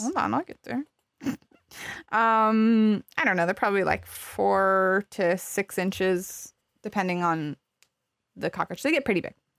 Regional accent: Arizona, United States; I grew up in Arizona, which is hot

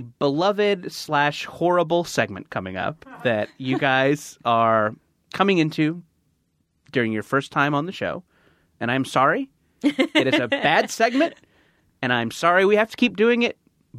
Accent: California, United States; Orange County.

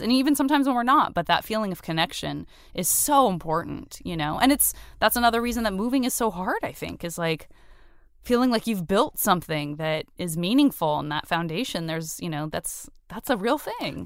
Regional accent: Tucson, Arizona, United States; moved away; I'm from Tucson, Arizona

